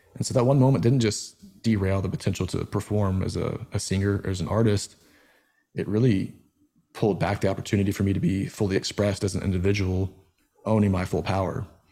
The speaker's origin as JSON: {"language": "English", "region": "Georgia", "country": "United States", "tie": "born or raised there", "also_born_or_lived": "Nashville", "moved": "as an adult", "said": "growing up in Georgia"}